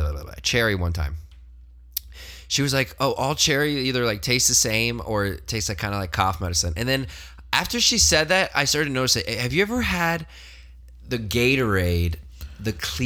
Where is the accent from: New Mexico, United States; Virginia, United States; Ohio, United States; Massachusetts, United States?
Virginia, United States; I make it 30 minutes south of that Mason-Dixon line. Not even where the tobacco fields were at. No whip cracking near my home.